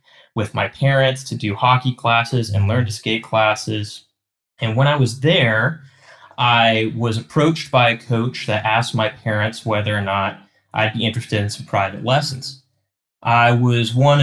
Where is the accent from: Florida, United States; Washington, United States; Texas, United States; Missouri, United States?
Texas, United States; Dallas; also born or lived in Chicago, Illinois; now in Cleveland, United States; I grew up in Dallas, Texas.